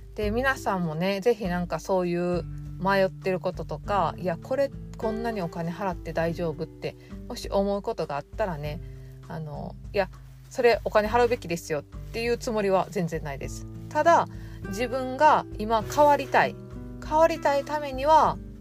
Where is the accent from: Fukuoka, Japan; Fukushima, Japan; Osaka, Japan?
Osaka, Japan; 大阪で生まれて、ネギってなんぼの世界で育ってきたんで